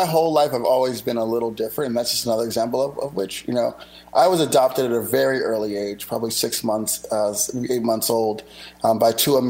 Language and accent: English; Philadelphia, Pennsylvania, United States; moved away as an adult; also born or lived in California; now in Miami, United States; I'm originally from Philadelphia, Pennsylvania, so I'm a Northeast guy. I moved to Miami for about a year before moving to California to work at Apple.